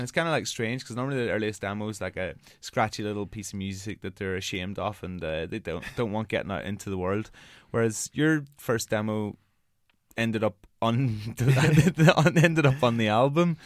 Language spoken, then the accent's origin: English; Northern Ireland, United Kingdom; accent: Northern Ireland accent; moved away; I'm from Ireland and, like, we're not, like, not a nation, like, notorious for our, um, dancing. But I come from a town which is, like, twenty thousand